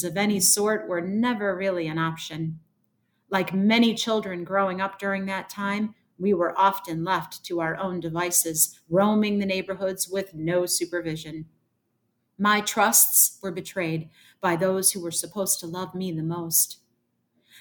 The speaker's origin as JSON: {"language": "English", "town": "Joliet", "region": "Illinois", "country": "United States", "tie": "born or raised there", "moved": "as an adult", "lives_now": "Chicago, United States", "said": "my mom, who still lives in that house that I grew up in on Sunset Lane"}